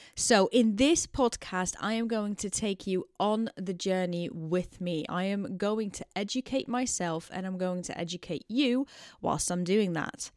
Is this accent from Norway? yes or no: no; Netherlands; moved away as an adult; also born or lived in Amsterdam; now in London, United Kingdom; I am very much Dutch. I'm born and bred in the Netherlands and I moved to London, United Kingdom in 2016